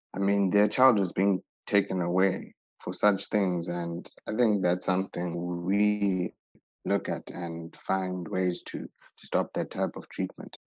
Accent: Zimbabwe; We come from Zimbabwe

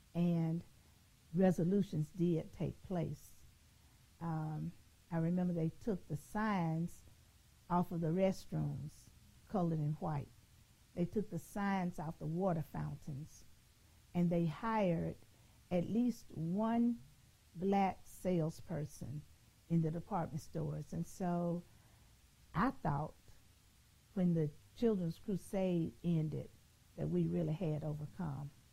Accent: Birmingham, Alabama, United States; growing up in Birmingham, I grew up in a segregated society

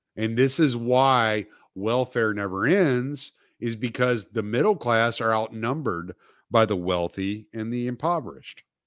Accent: the South, United States; I'm from the South, so we pronounce the L.

